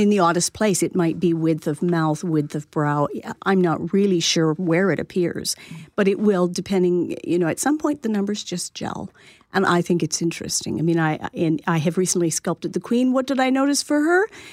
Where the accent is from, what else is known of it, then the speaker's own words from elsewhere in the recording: Lindsay, Ontario, Canada; moved away as an adult; I grew up on a small farm and went to school, a high school in Little Lindsay.